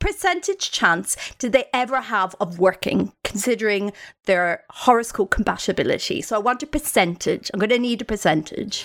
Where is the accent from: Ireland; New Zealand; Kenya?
Ireland; Growing up in Ireland, it's not like we've got like stage schools everywhere.